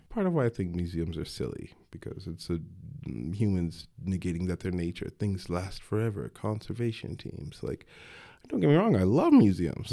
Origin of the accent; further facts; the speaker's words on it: Denver, Colorado, United States; I grew up in Denver